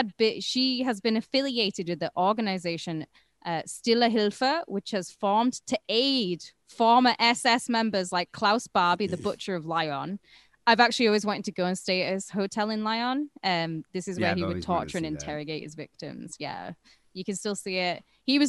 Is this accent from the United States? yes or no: no; United Kingdom; Mate, I'm British. Three Stooges. Three Stooges not a thing over here, all right?